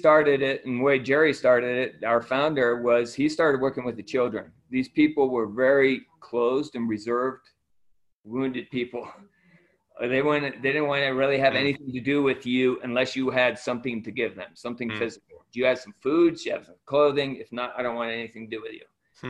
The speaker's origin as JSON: {"language": "English", "country": "Ecuador", "tie": "born or raised there", "said": "I was born and raised in Ecuador. My parents were missionaries. My grandparents were missionaries in Ecuador."}